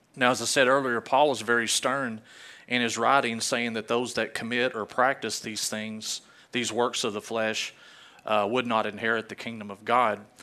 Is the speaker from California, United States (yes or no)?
no; Arkansas, United States; I'm from Arkansas